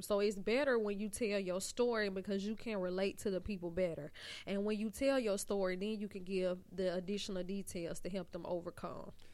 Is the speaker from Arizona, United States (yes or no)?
no; Montgomery, Alabama, United States; I am from Montgomery, Alabama